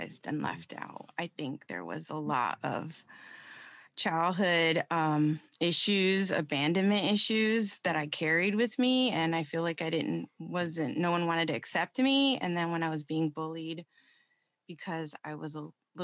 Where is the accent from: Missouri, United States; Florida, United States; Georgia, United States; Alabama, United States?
Florida, United States; Central; I just grew up in Florida, Central Florida